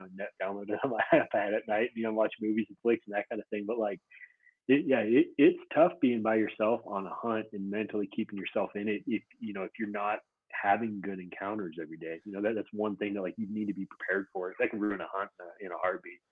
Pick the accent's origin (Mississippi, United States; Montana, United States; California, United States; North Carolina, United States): Montana, United States; now in Utah, United States; I grew up in Montana